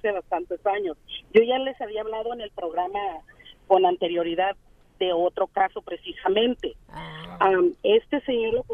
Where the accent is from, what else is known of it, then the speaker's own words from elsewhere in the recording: Phoenix, Arizona, United States; aquí nosotros somos de aquí de Phoenix, Arizona, y aquí ya la verdad todo ya es negocio.